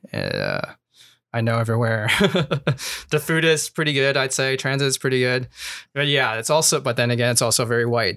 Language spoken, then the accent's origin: English; Portland, Oregon, United States; also born or lived in Roseburg, Oregon; I grew up in Southeast eighty-second